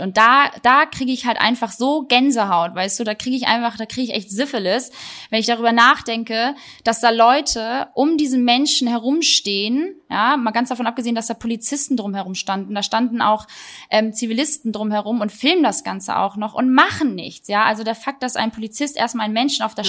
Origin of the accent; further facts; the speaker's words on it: Germany; Ich bin trotzdem hier groß geworden.